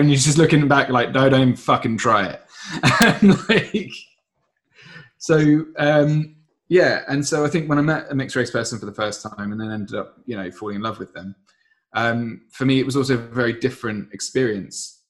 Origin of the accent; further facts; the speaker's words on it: Surrey, South East England, United Kingdom; I got born in Surrey, and lived there for about well you know for 30 years really